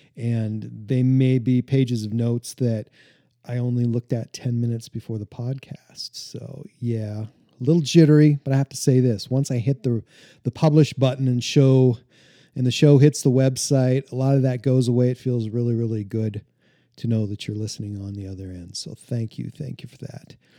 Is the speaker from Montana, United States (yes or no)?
yes; Montana, United States; growing up in Montana, I grew up out on the prairie, out in the middle of nowhere